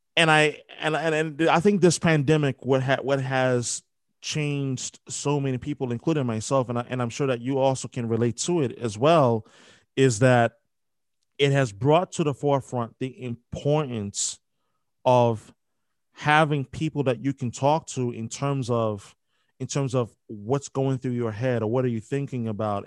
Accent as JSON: {"language": "English", "region": "New York", "country": "United States", "tie": "born or raised there", "said": "I'm from New York, born and raised"}